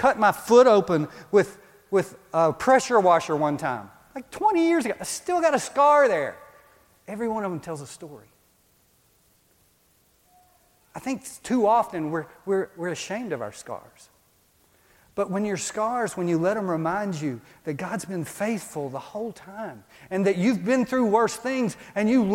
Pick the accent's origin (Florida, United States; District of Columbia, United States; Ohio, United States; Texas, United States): Texas, United States; moved away as an adult; I grew up in Texas. When we moved here 20 years ago, we went back to Texas a lot